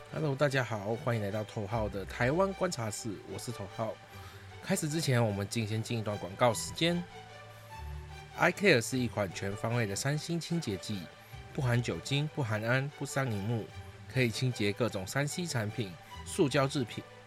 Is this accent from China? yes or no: no; Singapore; moved away as an adult; now in Taiwan; 其实我不是台湾人，我是新加坡人